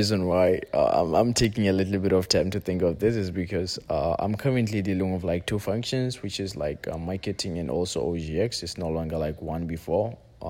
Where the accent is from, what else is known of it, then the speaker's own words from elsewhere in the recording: Lesotho; also born or lived in Algeria; now in Tanzania; But yes, I'm originally from Lesotho, and the funny part of it is, like, since I came to Tanzania, like, every single time everyone asks me, like, where are you from?